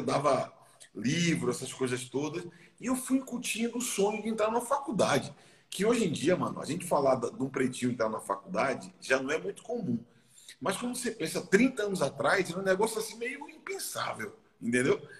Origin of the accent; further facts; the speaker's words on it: Salvador, Bahia, Brazil; Eu nasci num bairro chamado Lobato, que é um bairro na linha do trem, lá em Salvador